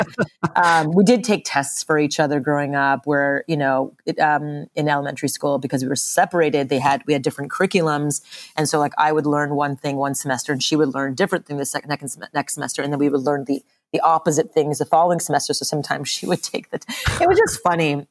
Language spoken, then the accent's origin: English; Montreal, Quebec, Canada; I grew up in Montreal, Canada, um, and my mother's Japanese, my father's from India